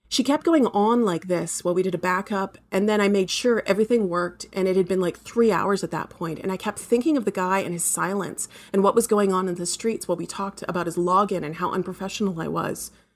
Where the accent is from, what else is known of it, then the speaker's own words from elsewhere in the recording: Canada; I'm a Canadian writer